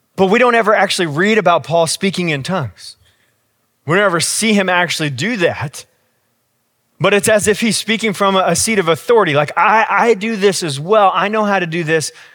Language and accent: English; United States; I'm also American